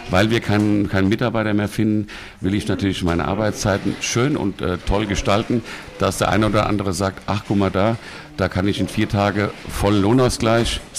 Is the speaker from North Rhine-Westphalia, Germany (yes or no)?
no; Bad Nauheim, Hesse, Germany; born there; Ich bin natürlich in Bad Nauheim geboren, bin da auch.